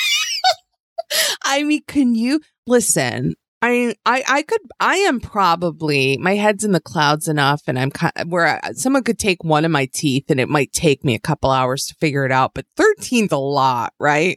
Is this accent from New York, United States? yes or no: yes; outside of Buffalo, New York, United States; I grew up in a small town that you wouldn't recognize outside of Buffalo